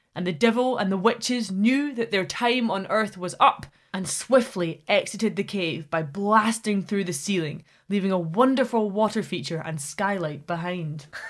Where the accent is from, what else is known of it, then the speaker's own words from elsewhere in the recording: Scotland, United Kingdom; Scotland as my home country